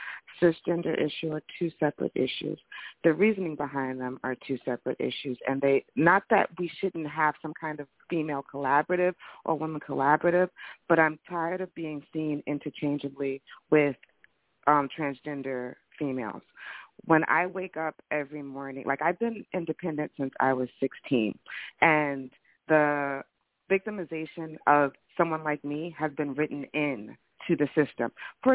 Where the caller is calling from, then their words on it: New Jersey, United States; I'm calling from Jersey.